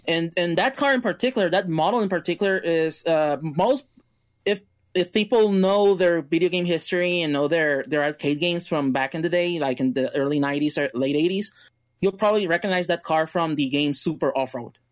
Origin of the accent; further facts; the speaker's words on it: Mexico; my hometown, my home place